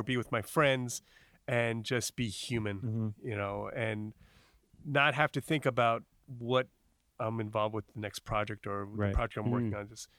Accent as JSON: {"language": "English", "region": "New York", "country": "United States", "tie": "born or raised there", "also_born_or_lived": "New Jersey", "said": "I grew up in New York, New Jersey, and I lost my thick skin years ago."}